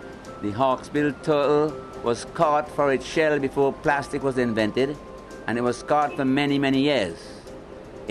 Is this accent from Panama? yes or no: no; Bequia, Grenadines, St. Vincent & Grenadines; I was born in Bekwe. Now I'm 74 years. I am at Park Bay in Bekwe